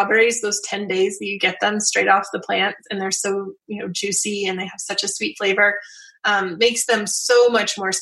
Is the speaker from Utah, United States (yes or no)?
yes; Southwest Utah, United States; I grew up in Southwest Utah